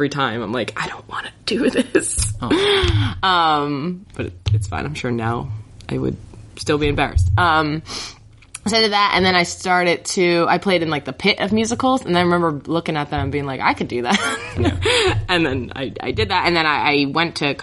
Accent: New Jersey, United States; moved away as an adult; also born or lived in Collingswood, New Jersey; now in Philadelphia, United States; I'm from South Jersey

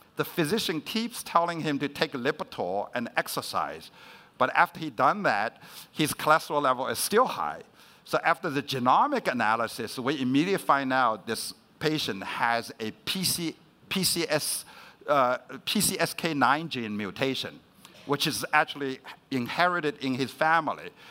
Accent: China; moved away; I was growing up in China, and my parents was uh, sent to the countryside to be re-educated. So I actually grew up with my grandmother.

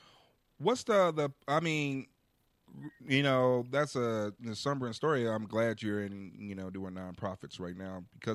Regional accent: Chicago, Illinois, United States; I'm from Chicago

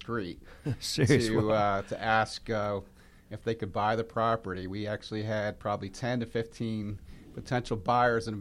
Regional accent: Connecticut, United States; moved away as an adult; now in Cumming, Georgia, United States; I'm originally from Connecticut

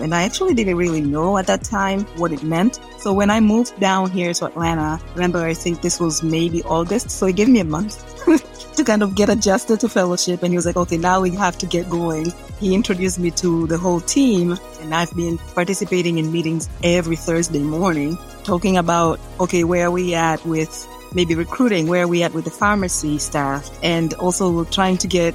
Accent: Tanzania; moved away as an adult; also born or lived in Arkansas / Dominica / New York City; now in United States; I was born and raised in Tanzania

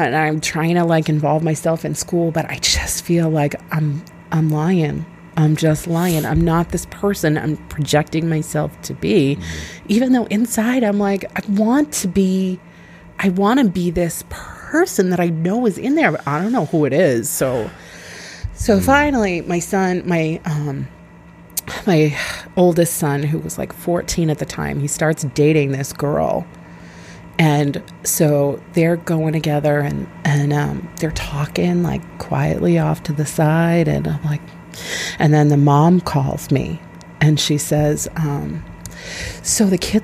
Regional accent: Weymouth, Massachusetts, United States; now in Scituate, United States; I grew up in Weymouth

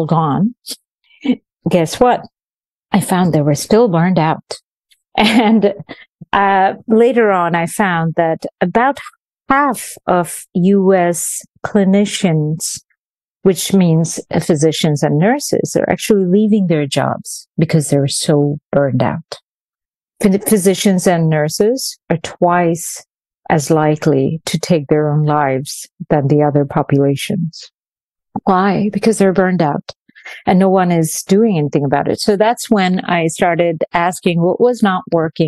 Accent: India; also born or lived in Venezuela; now in New York, United States; I grew up mostly in India, a few years in Venezuela

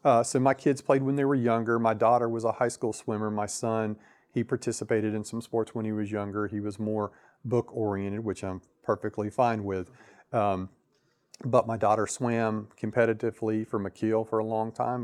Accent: Lakeland, Florida, United States; I was born in Polk, born in Lakeland, so I've been here all my life

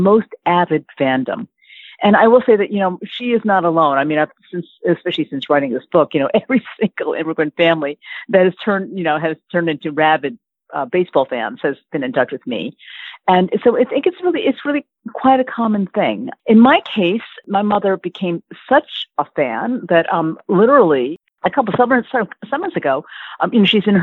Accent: Yonkers, New York, United States; we grew up in Yonkers, New York

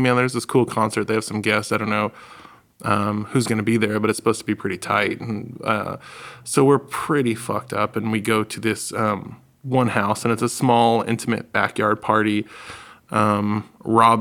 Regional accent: New England, United States; We're from the Northeast, like New England

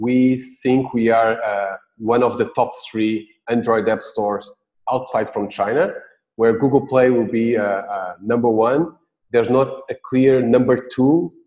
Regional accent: Portugal; moved away as an adult; now in Singapore; I am from Portugal. I've been in the last 3 years in Singapore

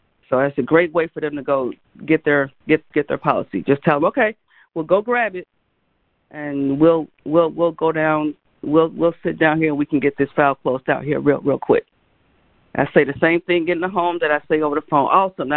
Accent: Gary, Indiana, United States; I grew up in Gary, Indiana

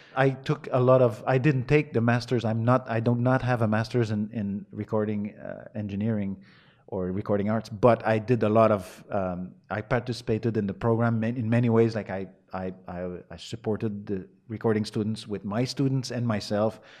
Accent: north of Montreal, Quebec, Canada; English is a second language; I was born in Montreal, raised, uh, in the woods, an hour and a half north of Montreal.

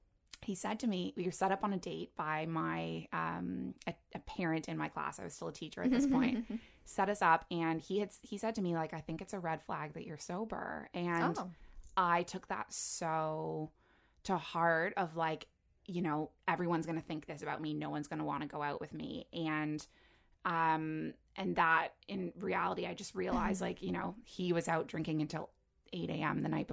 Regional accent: Toronto, Ontario, Canada; I grew up in Toronto, but then, you know, went away for 5 years to university.

